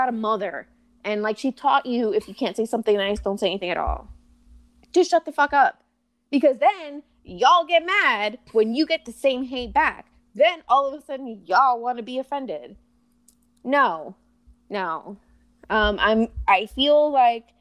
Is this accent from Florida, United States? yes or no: yes; Florida, United States; also born or lived in New Jersey / Puerto Rico; I was born in Jersey, but we moved to Puerto Rico when I was one. And we lived there till I was about six. And then, unfortunately, we moved to Florida